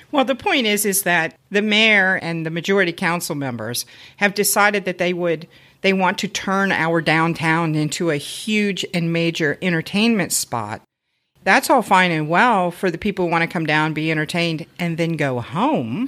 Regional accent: Cincinnati, Ohio, United States; moved away as an adult; now in Loveland, United States; I grew up in Clifton, so I know what it's like to live in a bigger city

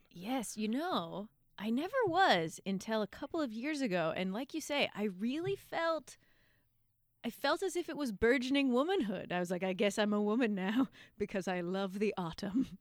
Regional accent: Victoria, British Columbia, Canada; moved away; also born or lived in Vancouver; I grew up in Victoria

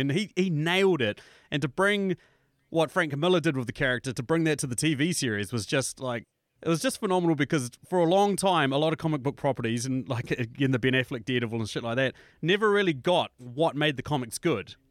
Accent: New Zealand; as a New Zealander, obviously, as people can tell by my accent

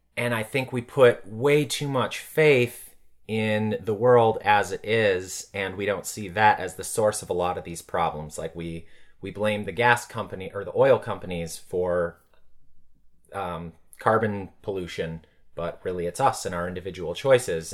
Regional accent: Blue Mounds, Wisconsin, United States; moved away as an adult; also born or lived in Chicago; now in Los Angeles, United States; I grew up in the small town of Blue Mounds, Wisconsin

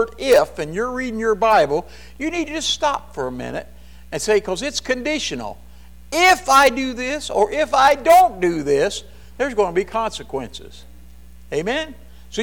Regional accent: Kentucky, United States; We're more from Kentucky. We say y'all.

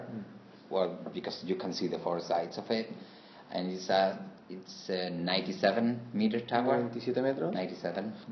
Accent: Seville, Andalusia, Spain; I'm from Seville, but my blood is Muslim, is Arabic.

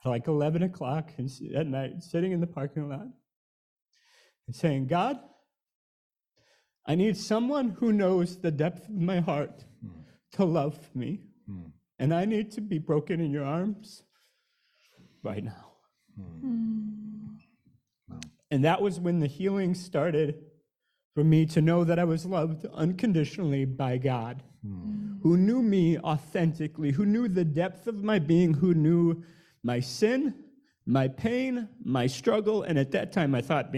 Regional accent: Wisconsin, United States; I grew up in Wisconsin in a small town of 6,000, moved to a much bigger town of 20,000

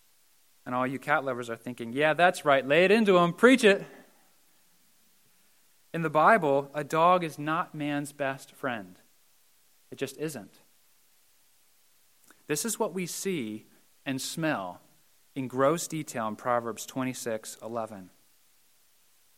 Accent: Mount Joy, Pennsylvania, United States; I grew up in Mount Joy and I graduated from Donegal.

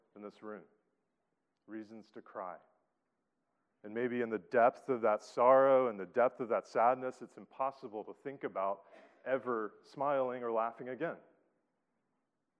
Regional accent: Atlanta, Georgia, United States; moved away as an adult; now in Boston, United States; I grew up in Atlanta, Georgia. Now that I'm in Boston and have persevered through 7 Boston winters

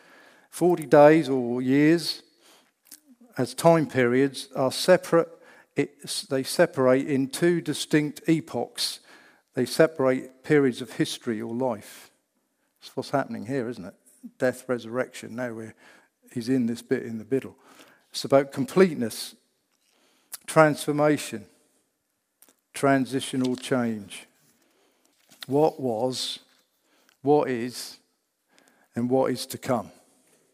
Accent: Norfolk, East of England, United Kingdom; I'm from Norfolk, yeah, that's in England

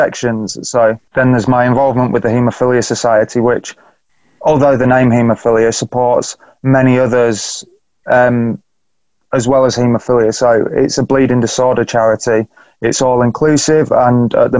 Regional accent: Beverley, Yorkshire and the Humber, United Kingdom; I'm talking to you from my hometown in Beverley, little market town just up north in East Yorkshire.

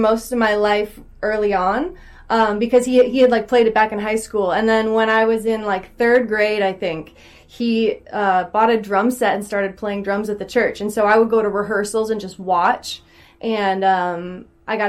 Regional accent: Puyallup, Washington, United States; I'm from Puyallup, which is about, it's like by Tacoma, maybe like an hour south of Seattle.

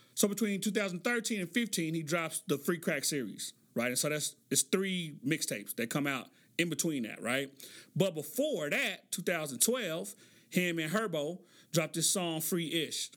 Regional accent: Oklahoma City, Oklahoma, United States; I grew up in Oklahoma City.

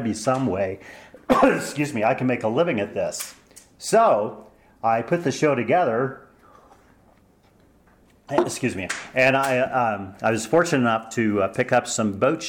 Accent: New Mexico, United States; also born or lived in Oklahoma / Würzburg, Germany; I was born in Oklahoma, raised in New Mexico.

